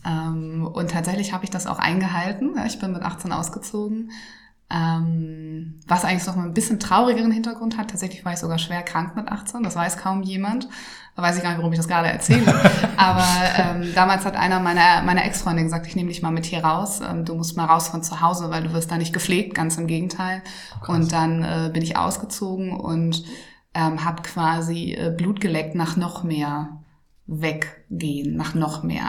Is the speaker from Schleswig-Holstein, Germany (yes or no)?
yes; Schleswig-Holstein, Germany; ich komme ja aus Norddeutschland, also aus Schleswig-Holstein, ganz, ganz nah an Hamburg